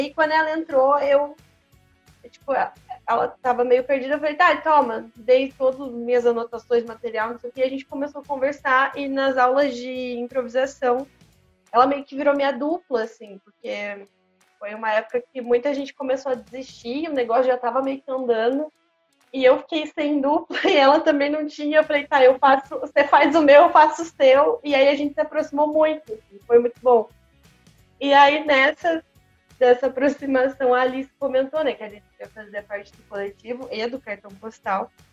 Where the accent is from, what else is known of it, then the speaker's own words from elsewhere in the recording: Campinas, São Paulo, Brazil; also born or lived in Santa Gertrudes, São Paulo; now in Pelotas, Brazil; eu nasci em Campinas, na verdade, e aí meus pais se separaram, minha mãe voltou para a cidade para ficar perto, mais perto da família, né? E fui para Santa Gertrudes